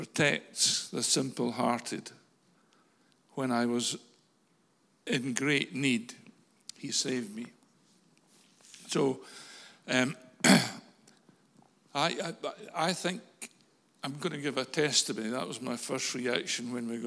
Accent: Falkirk, Scotland, United Kingdom; moved away as an adult; I'm a Falkirk boy. I was born in Falkirk Royal Infirmary in 1950, the 5th of September. And I lived in Falkirk for the first 25 years of my life

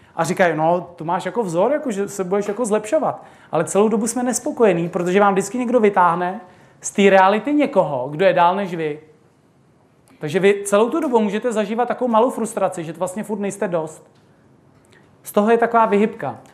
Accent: Bohemia, Czechia; u nás v Čechách

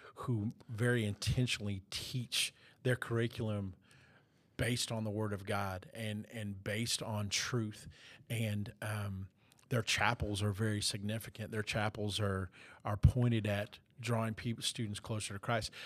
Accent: South Florida, United States; growing up in South Florida

